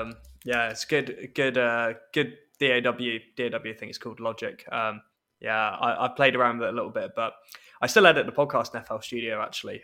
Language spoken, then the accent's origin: English; London, United Kingdom; accent: English; moved away as an adult; now in Scotland, United Kingdom; I went to school in London